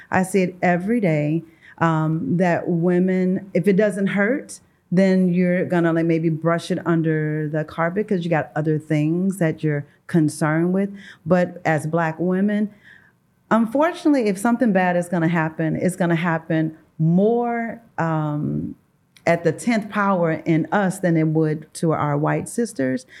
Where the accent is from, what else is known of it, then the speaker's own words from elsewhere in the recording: St. Louis, Missouri, United States; I am from Saint Louis, Missouri, born and raised.